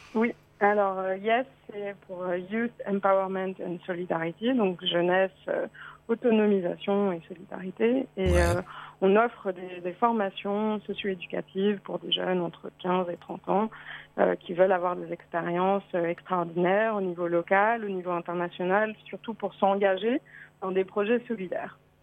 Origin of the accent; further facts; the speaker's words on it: France; moved away as an adult; also born or lived in United States; je suis revenue en France, euh, mon pays d'origine